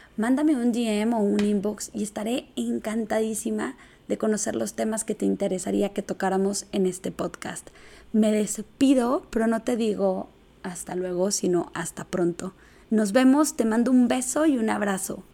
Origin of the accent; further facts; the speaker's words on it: Chihuahua, Mexico; Soy originaria de Chihuahua, Chihuahua y arriba el norte. Me gusta ser de aquí.